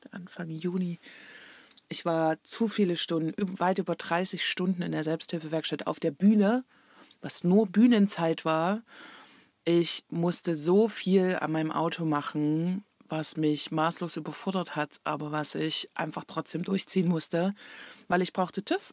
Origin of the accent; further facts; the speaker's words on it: Leipzig, Saxony, Germany; moved away as an adult; nach Leipzig gefahren, in meine Heimat und wo ich vorher gewohnt habe